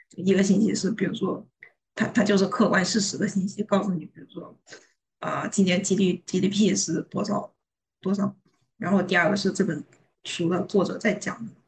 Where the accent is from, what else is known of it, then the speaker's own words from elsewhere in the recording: China; 我作为一个中国人